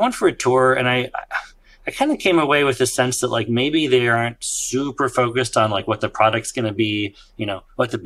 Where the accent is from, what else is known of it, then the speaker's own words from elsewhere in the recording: Silicon Valley, California, United States; I grew up in Silicon Valley